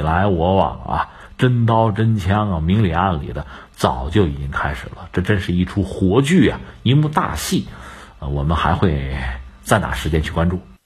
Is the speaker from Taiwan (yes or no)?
no; China; 我们中国人